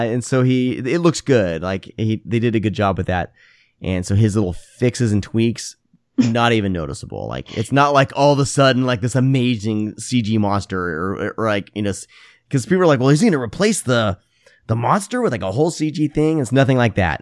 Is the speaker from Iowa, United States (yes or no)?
yes; Iowa, United States; moved away; I grew up in Iowa